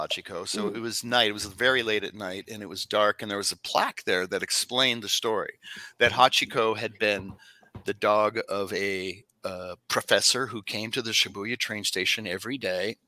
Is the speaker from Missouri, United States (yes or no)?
no; Los Angeles, California, United States; I'm from Los Angeles where it's gross and it's dangerous and there's homeless people everywhere